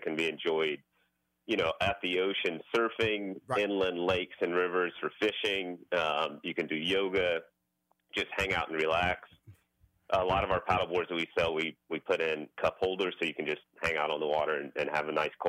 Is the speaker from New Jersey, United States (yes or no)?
no; Houston, Texas, United States; You know, I grew up in Houston, and everybody at my parents' church and neighborhood back in Acres Homes in Houston came over